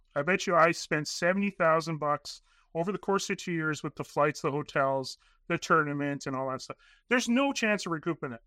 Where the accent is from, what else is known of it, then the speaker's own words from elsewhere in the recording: Northern Canada, Canada; born and raised in Northern Canada.